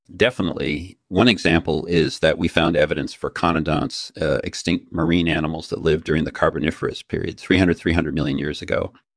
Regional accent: Stockport, North West England, United Kingdom; I'm a geologist from Stockport in the north of England

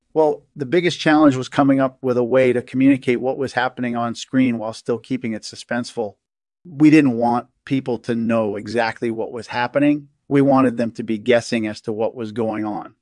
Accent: Northern California, United States; I grew up in Northern California

